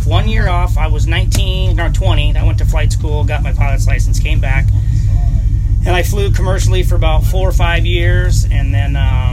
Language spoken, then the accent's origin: English; Ketchikan, Alaska, United States; I grew up in logging camps and, of course, Ketchikan, too, but all over Alaska